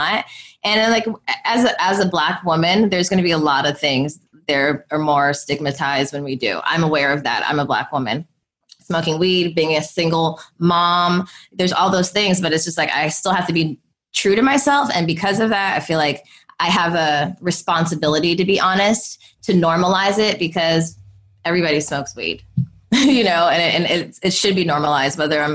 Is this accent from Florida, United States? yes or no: no; Los Angeles, California, United States; we're from California and from